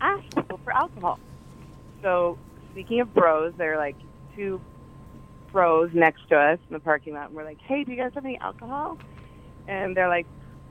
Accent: Colorado, United States; moved away; I'm from Colorado.

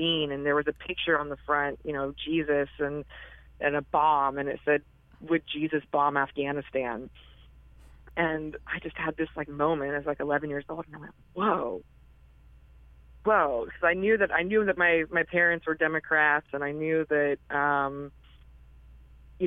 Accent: North Carolina, United States; I was born and raised in North Carolina

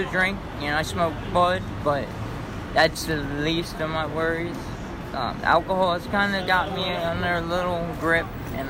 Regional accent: Oxon Hill, Maryland, United States; now in New York City, United States; Oxon Hill, Maryland.

